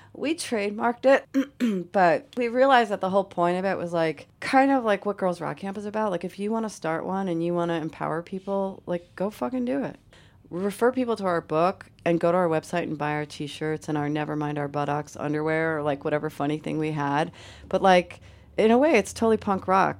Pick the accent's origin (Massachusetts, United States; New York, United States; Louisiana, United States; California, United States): New York, United States; Syracuse; moved away as an adult; now in Boston, United States; I grew up in upstate New York, Syracuse, New York.